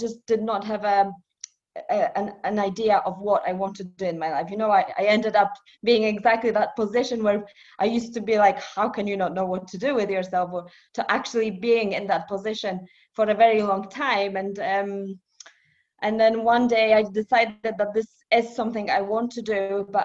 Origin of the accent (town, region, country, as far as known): Poland; born or raised there; also born or lived in Edinburgh; now in United Kingdom